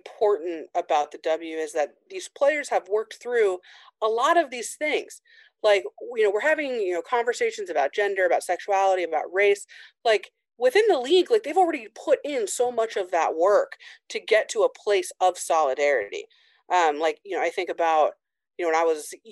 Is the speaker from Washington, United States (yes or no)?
no; Indiana, United States; I grew up in Indiana in a really small town.